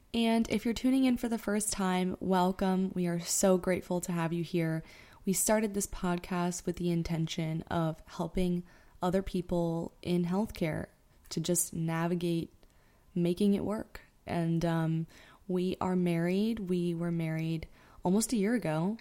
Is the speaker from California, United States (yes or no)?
no; South Florida, United States; moved away as an adult; now in New York City, United States; We are originally from South Florida. We met in high school